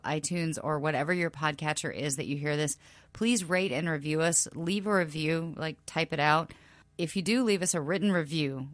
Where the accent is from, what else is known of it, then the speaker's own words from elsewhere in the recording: South Carolina, United States; moved away; my very, very small, small southern hometown in South Carolina